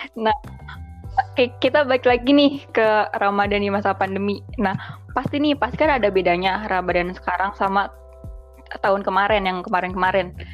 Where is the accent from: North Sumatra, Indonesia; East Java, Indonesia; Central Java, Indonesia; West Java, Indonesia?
West Java, Indonesia; kita kan sama-sama Jawa Barat